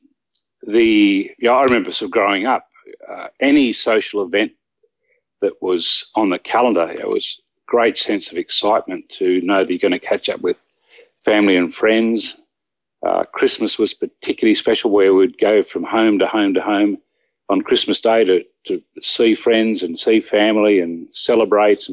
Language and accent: English; small country town 360 km west of Sydney, New South Wales, Australia; now in Sydney, Australia; I was born in a very small country town, roughly 360-odd kilometres west of Sydney. And obviously, after I was born, I was taken to my hometown, which was an even smaller town